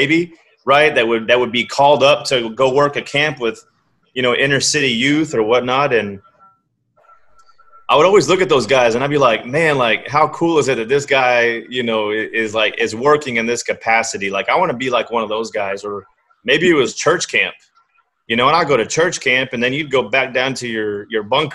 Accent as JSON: {"language": "English", "town": "San Antonio", "region": "Texas", "country": "United States", "tie": "born or raised there", "said": "I grew up in San Antonio. on the northeast side of town"}